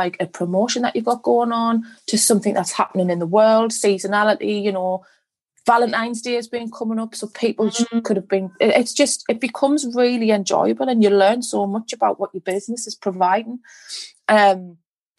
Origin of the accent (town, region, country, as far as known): Sunderland, North East England, United Kingdom; accent: Mackem